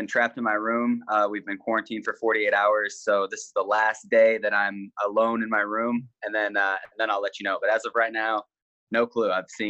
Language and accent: English; Missouri, United States; also born or lived in Nebraska; I'm from Missouri, and before that I was from Nebraska, and both those places are known for being pretty humid.